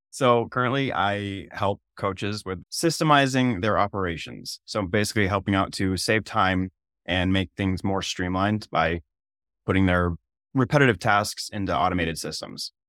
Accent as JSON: {"language": "English", "region": "Maine", "country": "United States", "tie": "born or raised there", "moved": "as an adult", "lives_now": "South Dakota, United States", "said": "I'm originally from Maine"}